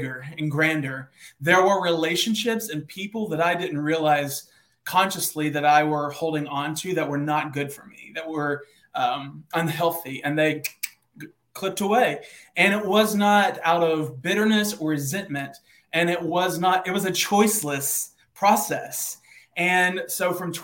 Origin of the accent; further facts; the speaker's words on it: Eastern Kentucky, United States; now in Nashville, United States; I was born in Eastern Kentucky, like a small town of 4,000 people.